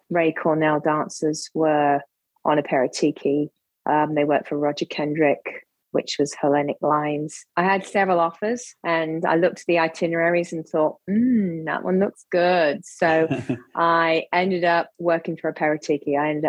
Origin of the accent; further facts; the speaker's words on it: England, United Kingdom; moved away as an adult; also born or lived in Italy; now in Miami Beach, United States; I come from Florida, by the way, although I'm English. But yes, I'm in Florida